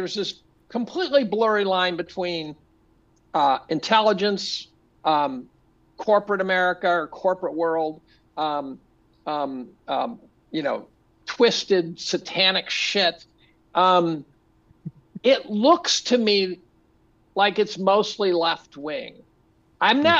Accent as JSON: {"language": "English", "town": "Ithaca", "region": "New York", "country": "United States", "said": "I'm from Ithaca. We have a cabin up here"}